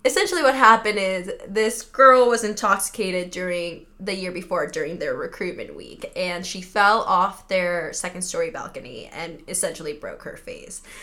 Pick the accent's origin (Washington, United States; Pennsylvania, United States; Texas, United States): Washington, United States; Seattle; born or raised there; also born or lived in Mexico City, Mexico